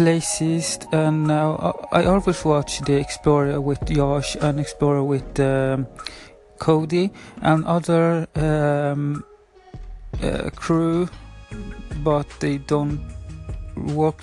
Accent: Sweden; first language Spanish; English is a second language; I'm 27 years old from Sweden, but my parents are from Chile, from Valparaiso, the paradise city, it's in English. And yeah, my first language is Spanish, of course, and my second language is Swedish

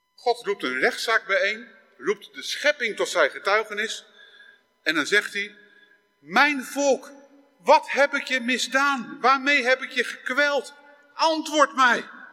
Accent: Netherlands; Ik ben geboren in Nederland.

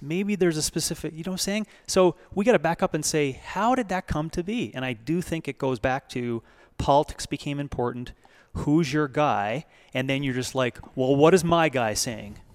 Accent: Canada; now in United States; Being a Canadian coming into America

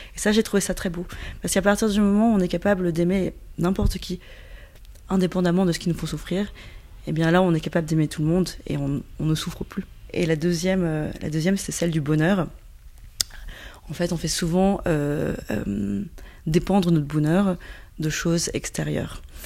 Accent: Yunnan, China; now in Paris, France; je suis franco-chinoise, effectivement, je viens du Yunnan

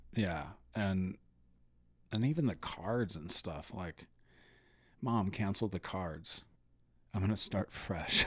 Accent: United States; as an American

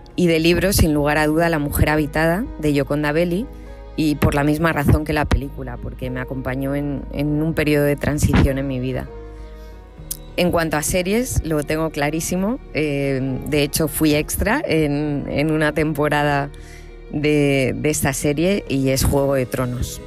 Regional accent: Castilla-La Mancha, Spain; mi pueblo, junto a mi padre, en un lugar de La Mancha de cuyo nombre no quiero acordarme

